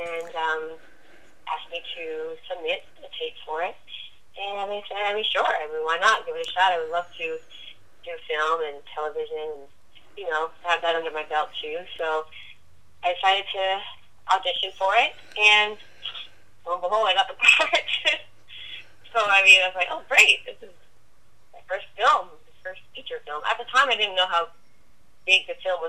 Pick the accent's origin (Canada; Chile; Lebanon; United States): Canada; Toronto, Ontario; also born or lived in Germany; I'm from Toronto, so back in my own country